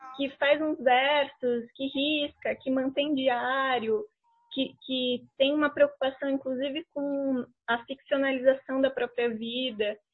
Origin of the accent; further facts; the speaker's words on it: São Paulo, Brazil; moved away as an adult; now in Curitiba, Brazil; eu cheguei aqui em Curitiba, porque eu sou de São Paulo, moro aqui há uhum. quase oito anos